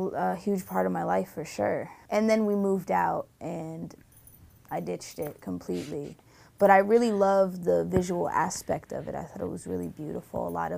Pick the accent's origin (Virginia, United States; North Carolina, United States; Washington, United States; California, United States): California, United States; Tarzana; also born or lived in Rye; I was born in Tarzana, moved to Rye. When we moved back, we went straight to an ashram, and we lived on an ashram for about 4 years.